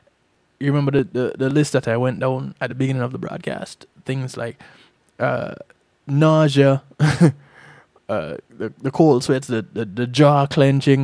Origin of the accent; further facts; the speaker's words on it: Jamaica; moved away; I didn't have that experience growing up in Jamaica.